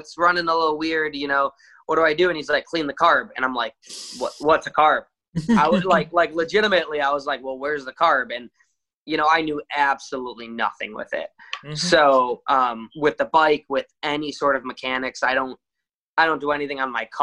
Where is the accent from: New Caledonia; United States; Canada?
United States; Chicago, Illinois; I've been in Chicago my whole life